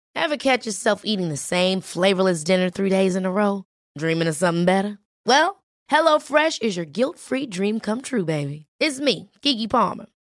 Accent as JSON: {"language": "Spanish", "country": "Mexico", "said": "para nosotros como ciudadanos mexicanos"}